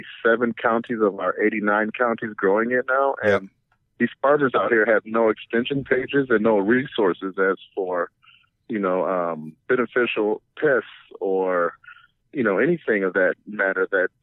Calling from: Minnesota, United States; Specifically from the University of Minnesota in the Agricultural Horticultural Department.

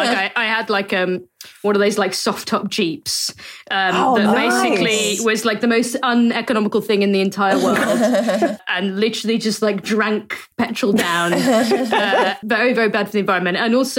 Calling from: Norwich, East of England, United Kingdom; So I'm recording this from Norwich at my girlfriend's place, but I live in Leicester.

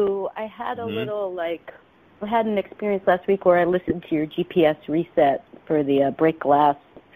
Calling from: San Francisco, California, United States; in San Francisco.

